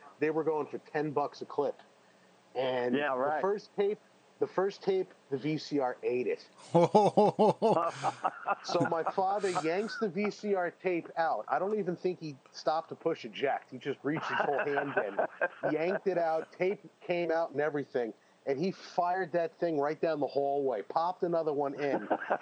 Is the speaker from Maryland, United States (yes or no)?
no; New Jersey, United States; I'm from New Jersey